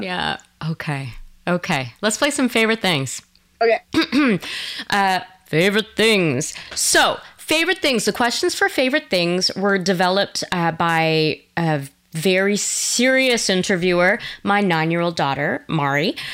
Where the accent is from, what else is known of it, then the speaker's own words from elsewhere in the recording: Quebec, Canada; I'm from Quebec originally